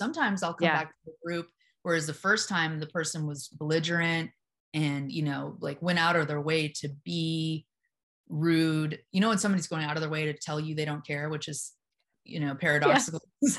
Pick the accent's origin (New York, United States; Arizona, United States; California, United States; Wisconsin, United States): California, United States; Venice Beach; I grew up in around Venice Beach. I rolled my eyes hard my whole life. I was more of a skateboarding punk rocker.